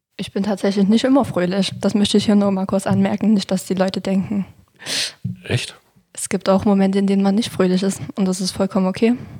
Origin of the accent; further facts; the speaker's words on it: Niederlungwitz, Saxony, Germany; Ich wohne in Niederlunkwitz. Das liegt direkt neben Klauchau.